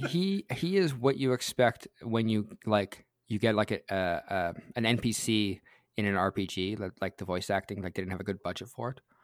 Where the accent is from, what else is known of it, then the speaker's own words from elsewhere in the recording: Canada; I'm Canadian